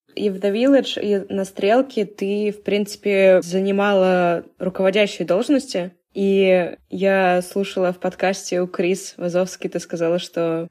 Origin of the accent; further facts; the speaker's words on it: Saint Petersburg, Russia; Я тоже из Питера